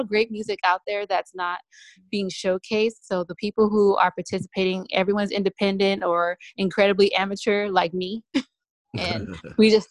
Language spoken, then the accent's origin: English; California, United States; I'm from Cali